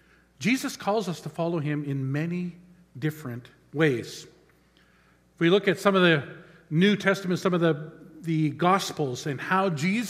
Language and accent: English; the Okanagan, British Columbia, Canada; Growing up in the Okanagan, we had a boat, and we would explore the shorelines of Okanagan Lake on a Sunday afternoon.